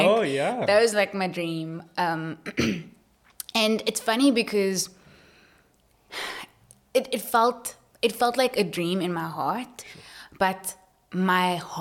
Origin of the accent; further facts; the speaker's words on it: Cape Town, Western Cape, South Africa; I'm from Mitchell's Plain, born and raised.